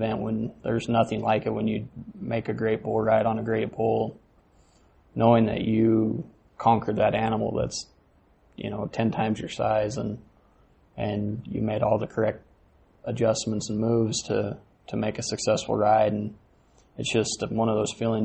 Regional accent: Rock Springs, Wyoming, United States; moved away as an adult; also born or lived in Newcastle, Wyoming / Farson, Wyoming / Riverton, Wyoming; now in Cheyenne, United States; Grew up in Rock Springs

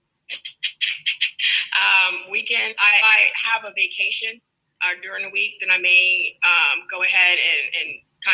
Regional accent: Houston, Texas, United States; I am from Houston, Texas, born and raised, and that's where I currently reside.

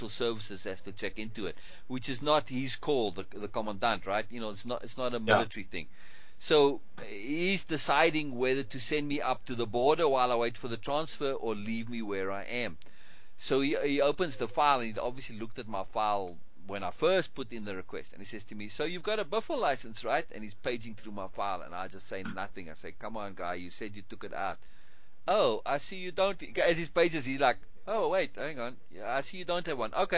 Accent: Cape Town, Western Cape, South Africa; to go back to Cape Town, to my hometown

